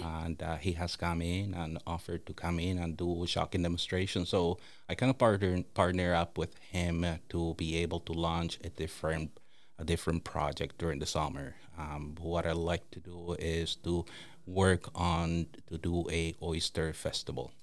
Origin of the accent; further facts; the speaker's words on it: Dominican Republic; also born or lived in Toronto, Ontario, Canada; now in St. Peters Bay, Canada; growing up in the Dominican Republic